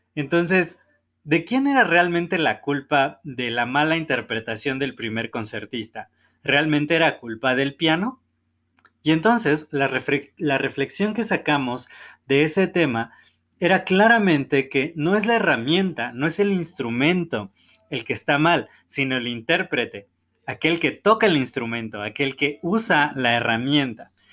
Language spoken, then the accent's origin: Spanish; Mexico; nacimos en México